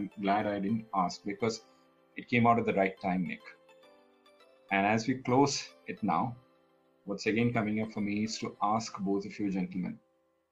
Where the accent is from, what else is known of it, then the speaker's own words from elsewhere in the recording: Kerala, India; my home state, Kerala.